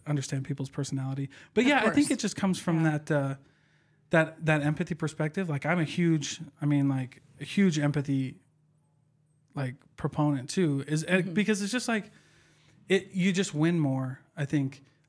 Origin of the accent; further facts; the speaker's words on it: Iowa, United States; Like, I'm from Iowa, so we heard all of the Utah stuff, right?